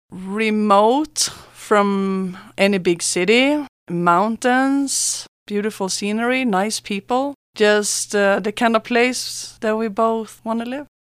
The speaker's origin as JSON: {"language": "English", "country": "Sweden", "moved": "as an adult", "lives_now": "San Luis Valley, United States", "said": "I'm from Sweden"}